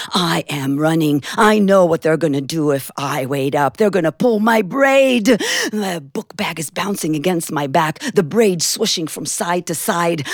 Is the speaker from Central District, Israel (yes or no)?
no; Jerusalem, Jerusalem District, Israel; When I was a little girl growing up in Jerusalem, Israel